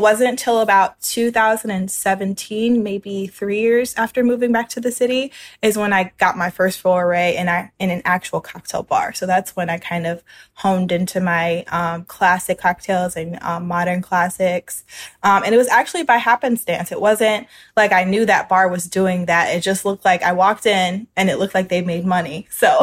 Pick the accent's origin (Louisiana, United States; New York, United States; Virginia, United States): Louisiana, United States; New Orleans; I'm from New Orleans, Louisiana. It's my hometown. I've lived here most of my life.